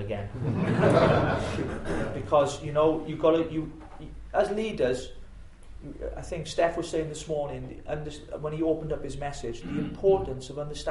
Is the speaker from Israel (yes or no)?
no; Llanelli, Wales, United Kingdom; my hometown is in Llanelli